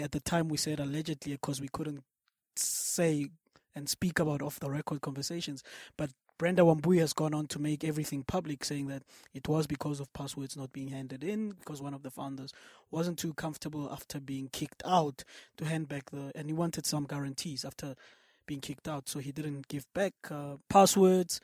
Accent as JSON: {"language": "English", "country": "South Africa"}